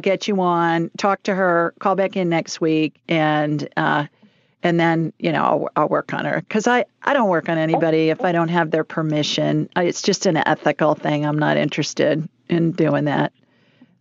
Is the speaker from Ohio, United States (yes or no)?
yes; Columbus, Ohio, United States; I grew up in Columbus, Ohio